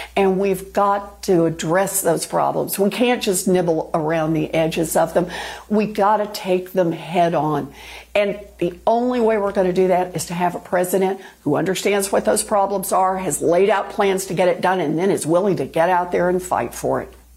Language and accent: English; Oklahoma, United States; moved away; I was born and raised in Oklahoma